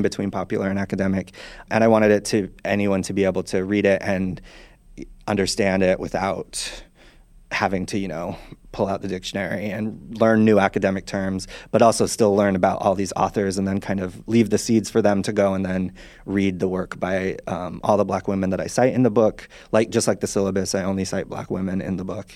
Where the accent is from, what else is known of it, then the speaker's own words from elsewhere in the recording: Utah, United States; moved away; I'm from Utah originally. I grew up Mormon